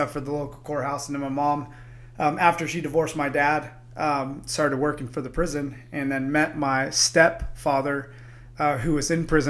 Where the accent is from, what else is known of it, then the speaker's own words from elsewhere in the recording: Pearsall, Texas, United States; also born or lived in San Antonio; now in Boise, United States; And I lived in Pearsall for a majority of my life as a younger kid.